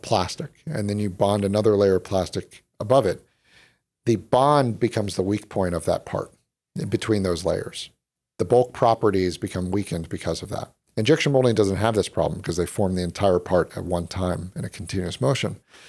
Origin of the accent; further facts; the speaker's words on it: Chapel Hill, North Carolina, United States; moved away as an adult; also born or lived in Philadelphia; now in Silicon Valley, United States; I grew up in Chapel, North Carolina.